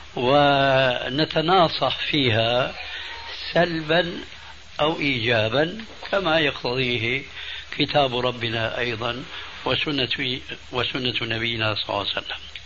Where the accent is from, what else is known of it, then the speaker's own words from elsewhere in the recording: Damascus, Damascus Governorate, Syria; Arabic is a second language; also born or lived in Albania; أنه هاجر بعائلته، بأولاده الذين أنا أحدهم من ألبانيا إلى دمشق الشام